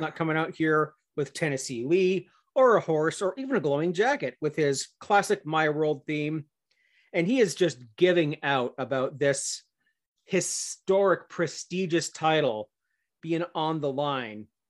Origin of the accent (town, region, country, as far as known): Canada